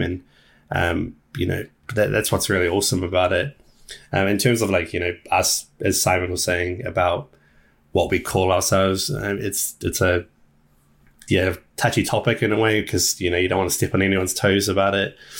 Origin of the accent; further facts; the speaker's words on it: New Zealand; we're from New Zealand